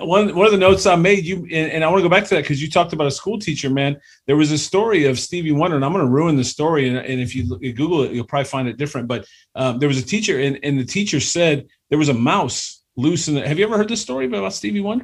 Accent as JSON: {"language": "English", "town": "Cleveland", "region": "Ohio", "country": "United States", "said": "we're both from Cleveland. Shout out two one six"}